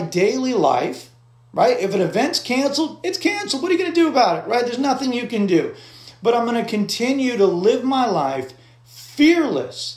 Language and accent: English; United States; I function in the world as an American citizen